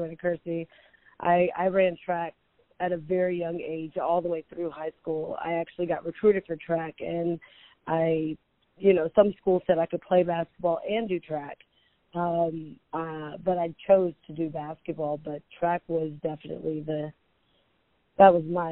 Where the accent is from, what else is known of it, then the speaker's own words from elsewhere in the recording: Houston, Texas, United States; also born or lived in Mobile, Alabama; I grew up in Houston, Texas